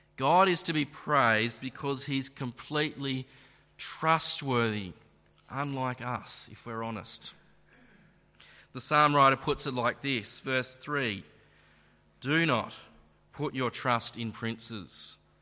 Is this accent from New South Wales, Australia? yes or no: no; Launceston, Tasmania, Australia; I'm a local, I am born and bred from this uh, fair ground here